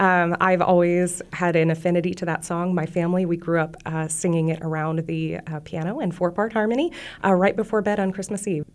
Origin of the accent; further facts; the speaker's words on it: Peoria area, Illinois, United States; moved away; from my hometown area